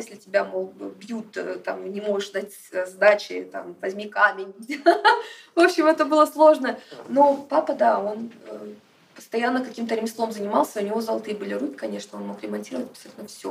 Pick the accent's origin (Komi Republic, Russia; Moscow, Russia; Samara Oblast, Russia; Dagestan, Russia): Dagestan, Russia; now in Saint Petersburg, Russia; я из Дагестана